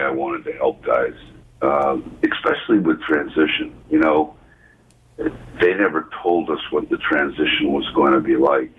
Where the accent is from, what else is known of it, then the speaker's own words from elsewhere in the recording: United States; being an American and playing in the NHL